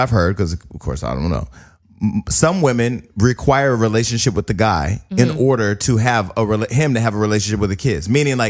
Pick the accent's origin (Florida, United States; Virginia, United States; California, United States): California, United States; Bay Area; I'm from the Bay Area.